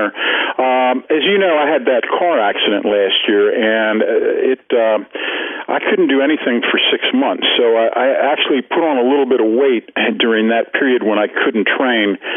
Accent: Ireland; Well, I am Irish, so I mean, you know, I've got to, I've got to have a drink every once in a while.

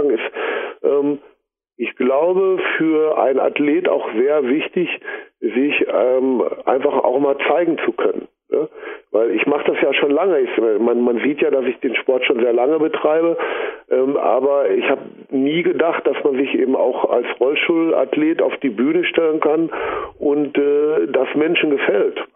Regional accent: Recklinghausen, North Rhine-Westphalia, Germany; Ne, ich komme aus Recklinghausen.

